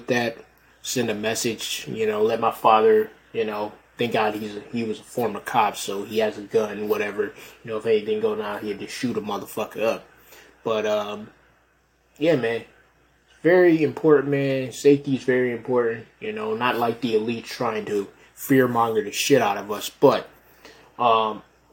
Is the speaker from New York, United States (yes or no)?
yes; Rochester, New York, United States; moved away; my hometown of Rochester, and Rochester, New York, not Rochester, Minnesota, Rochester, New York